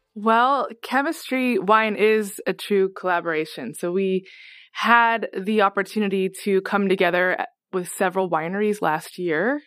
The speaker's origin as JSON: {"language": "English", "region": "Oregon", "country": "United States", "tie": "born or raised there", "said": "I grew up here in Oregon"}